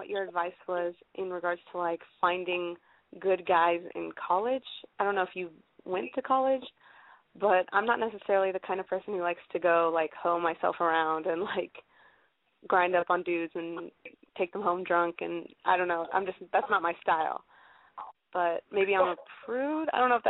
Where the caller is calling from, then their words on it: Columbus, Ohio, United States; I'm 19, and I'm calling from Columbus, Ohio, where I go to college.